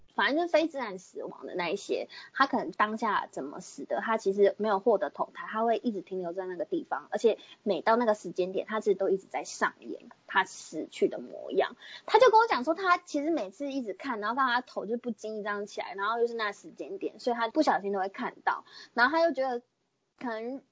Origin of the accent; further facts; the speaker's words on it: Pingtung County, Taiwan; 我就是屏东人